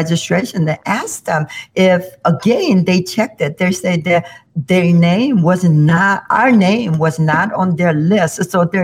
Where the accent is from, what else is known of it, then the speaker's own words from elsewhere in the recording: South Korea; moved away as an adult; now in Illinois, United States; I grew up in South Korea